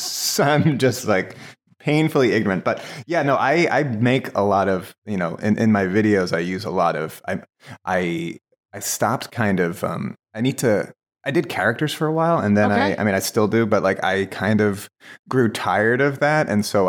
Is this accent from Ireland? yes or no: yes; Ireland; I get I read as Canadian, but I'm Irish.